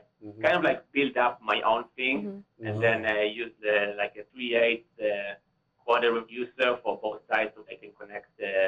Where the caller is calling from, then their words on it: Cleveland, Ohio, United States; I'm calling from the States. I'm calling from Cleveland.